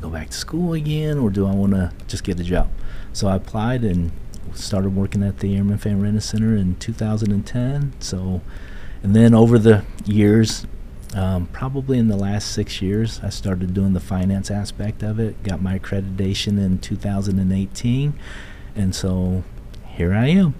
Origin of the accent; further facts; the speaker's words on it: New Carlisle, Ohio, United States; moved away; also born or lived in Seoul, South Korea; I was born in Seoul, South Korea, and I came to the United States when I was 5 years old and lived in a little town called New Carlisle, Ohio, and I was raised there